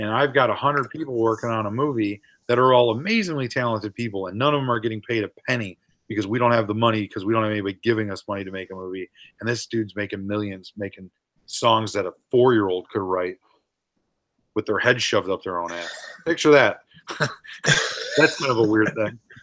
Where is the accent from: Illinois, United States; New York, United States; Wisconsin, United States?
Illinois, United States; St. Charles; where I grew up in St. Charles